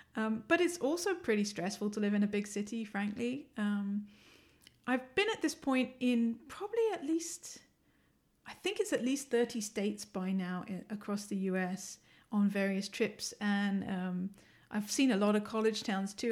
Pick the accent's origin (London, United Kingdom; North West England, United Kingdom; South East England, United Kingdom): London, United Kingdom; accent: English; moved away as an adult; now in Ann Arbor, United States; I'm originally from the U K. I was born in London. I'm a Londoner.